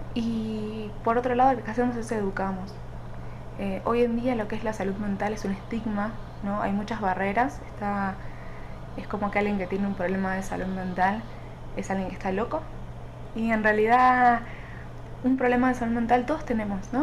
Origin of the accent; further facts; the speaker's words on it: Argentina; now in Mexico City, Mexico; Soy argentina, pero actualmente vivo en Ciudad de México